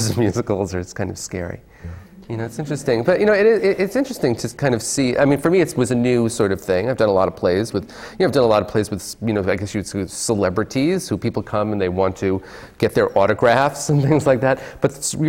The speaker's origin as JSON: {"language": "English", "region": "the New York area", "country": "United States", "said": "when I was growing up in the 70s, and I used to go see a lot of musicals because I'm from the New York area"}